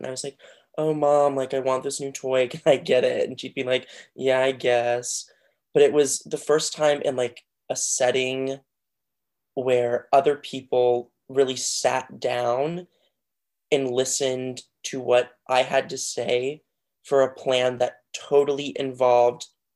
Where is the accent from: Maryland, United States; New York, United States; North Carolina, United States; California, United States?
North Carolina, United States; Outer Banks of; I'm from the Outer Banks of North Carolina